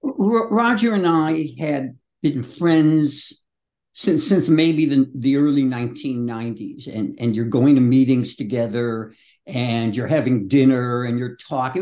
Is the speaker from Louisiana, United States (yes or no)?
no; Chicago, Illinois, United States; the Chicago in which I grew up